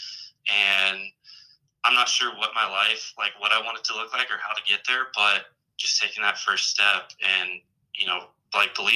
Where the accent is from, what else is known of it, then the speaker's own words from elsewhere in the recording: Columbus, Ohio, United States; moved away as an adult; also born or lived in Michigan / Pensacola, Florida; now in Camp Lejeune, North Carolina, United States; Originally from Columbus, Ohio